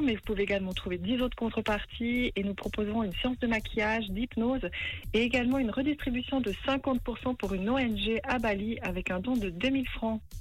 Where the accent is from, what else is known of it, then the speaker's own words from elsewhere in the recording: Valais, Switzerland; now in Montreux, Switzerland; je suis originaire du Valais et j'habite à Montreux